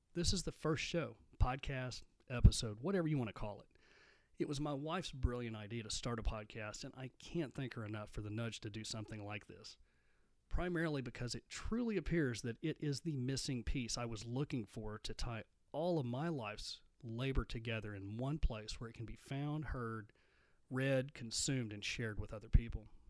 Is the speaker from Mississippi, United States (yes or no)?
no; Midland, Texas, United States; I grew up in Midland, Texas